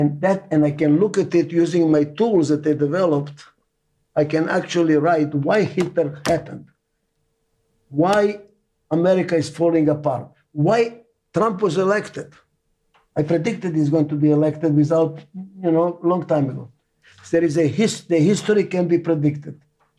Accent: Israel; English is a second language; also born or lived in Albania; now in United States; I was saved by Muslim family in Albania. They saved my life. Muslims saved my life. I grew in a Jewish family in Israel.

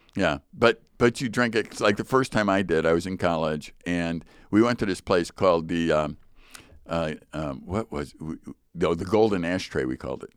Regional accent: United States; I'm American

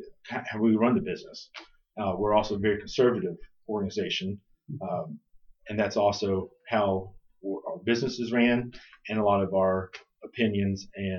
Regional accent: Florida, United States; I'm a Florida cracker. My family moved here in the 1840s. So I'm a seventh generation Florida cracker, and my family has been in Lodge County farming ever since then.

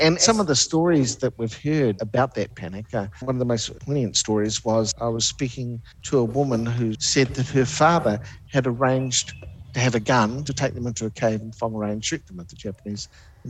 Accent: New Zealand; him and my mother immigrated to New Zealand, and hence I'm a New Zealander.

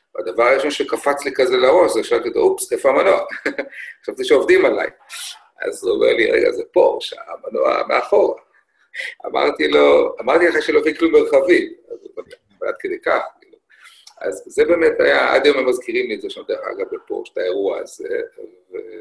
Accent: Israel

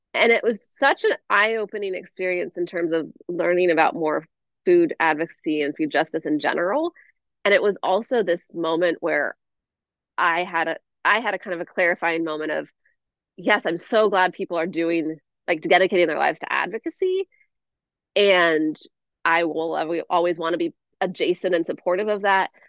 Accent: Northwest Washington, United States; moved away as an adult; I grew up in Northwest Washington

